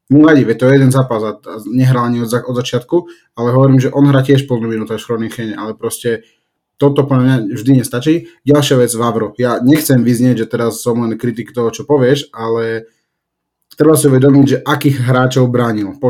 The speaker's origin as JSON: {"language": "Slovak", "country": "Slovakia", "said": "my sme Slováci"}